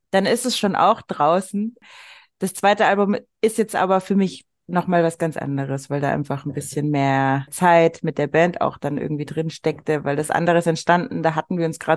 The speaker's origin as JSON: {"language": "German", "country": "Germany", "tie": "born or raised there", "said": "Ich bin auch einfach in Deutschland aufgewachsen. Klar habe ich kenianische Wurzeln und die bedeuten mir auch viel"}